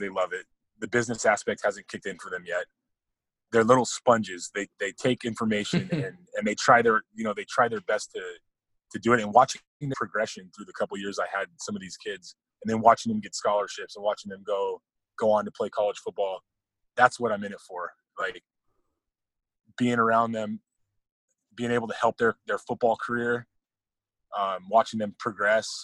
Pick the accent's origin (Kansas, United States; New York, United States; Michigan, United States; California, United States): California, United States; Whittier; also born or lived in Oregon; I grew up in Whittier, California. That's down in Southern Cal.